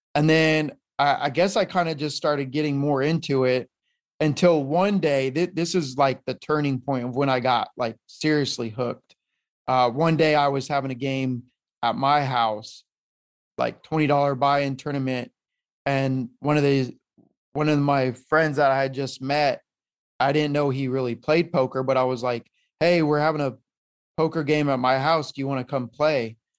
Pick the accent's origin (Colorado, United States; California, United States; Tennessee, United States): Colorado, United States; moved away as an adult; also born or lived in San Diego; I'm from Colorado, born and raised out there, lived there pretty much my whole life